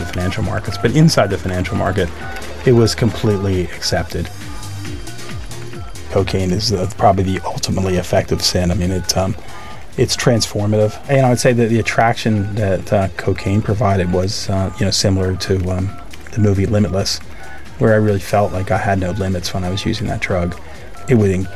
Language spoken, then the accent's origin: English; Bristol, Pennsylvania, United States; I grew up in Bristol, Pennsylvania, which is part of Bucks County